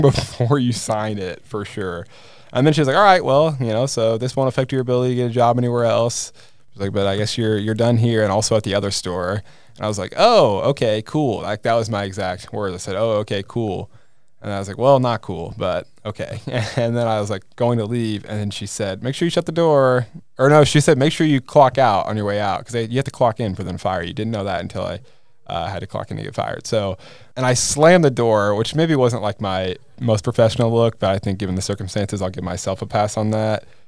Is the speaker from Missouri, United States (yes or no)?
yes; Kansas City, Missouri, United States; I'm from the Kansas City area